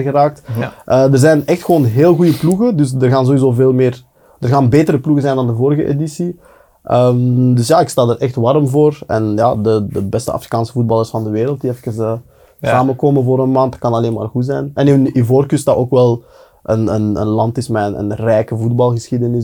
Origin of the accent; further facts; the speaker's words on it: Belgium; wij als Belgen